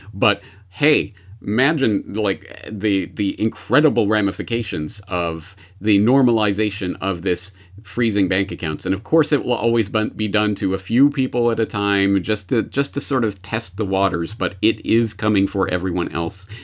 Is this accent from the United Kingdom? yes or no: no; Canada; now in Japan; I am a Canadian, uh, in Japan who is also an anarchist